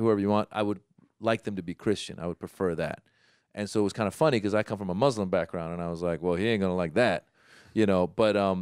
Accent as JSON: {"language": "English", "region": "Northern California", "country": "United States", "tie": "born or raised there", "moved": "yes", "lives_now": "Los Angeles, United States", "said": "growing up in Northern California"}